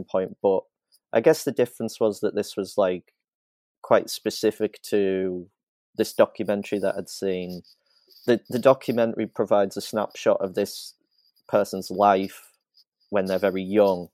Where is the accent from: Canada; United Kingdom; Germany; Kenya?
United Kingdom; County Durham, North East England; County Durham, which is where I'm from